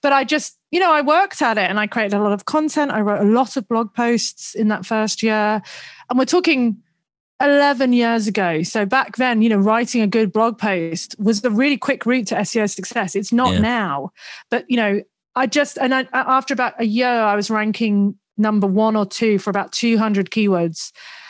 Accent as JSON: {"language": "English", "town": "Twyford", "region": "South East England", "country": "United Kingdom", "tie": "born or raised there", "also_born_or_lived": "Sandbach, Cheshire / Leeds", "accent": "mishmash", "said": "I was born in Sandbach in Cheshire, and then I moved down south to Henley because it sounds nice, Henley-on-Thames. It wasn't Henley. It was a place called Twyford, which is near Reading. And then I went to uni in Leeds"}